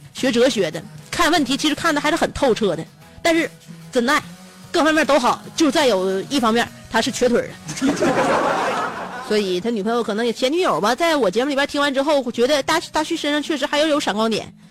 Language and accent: Chinese; Shenyang, Liaoning, China; 不是我们家乡的地方话，也不是沈阳土语